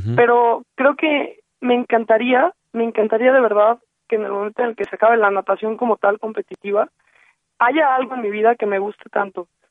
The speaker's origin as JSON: {"language": "Spanish", "country": "Mexico", "said": "somos los mexicanos"}